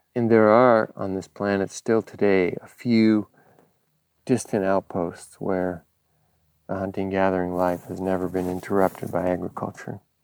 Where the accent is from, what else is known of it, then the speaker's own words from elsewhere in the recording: Los Angeles, California, United States; having grown up in Los Angeles